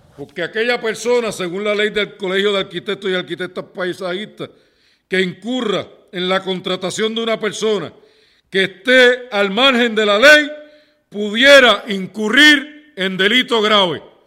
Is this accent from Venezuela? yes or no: no; Ponce, Puerto Rico; todos los que somos de Ponce